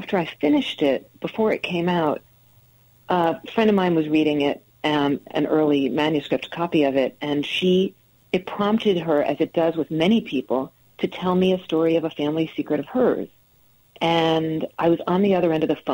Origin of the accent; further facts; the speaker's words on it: New Jersey, United States; also born or lived in New York City; now in Connecticut, United States; I grew up in New Jersey